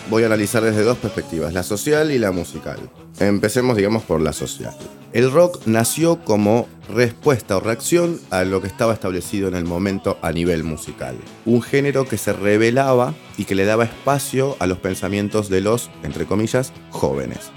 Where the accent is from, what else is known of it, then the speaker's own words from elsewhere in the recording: Buenos Aires, Argentina; Si vos naciste en Capital Federal en la década de los 70, casi 80 como yo